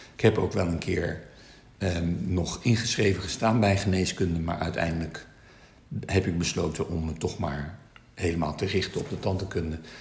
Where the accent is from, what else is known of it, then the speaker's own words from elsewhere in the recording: Netherlands; also born or lived in China (ancestry); wij wel heel erg Nederlands zijn, maar toch wel anders zijn